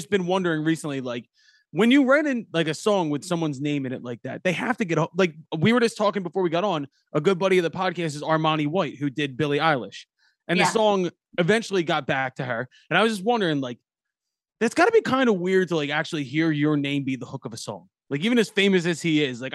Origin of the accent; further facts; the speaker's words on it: Philadelphia, Pennsylvania, United States; also born or lived in Roxborough, Philadelphia; I'm from Northeast Philly. I'm from Parkwood, far northeast near the Northeast Airport, but I live in Roxbury now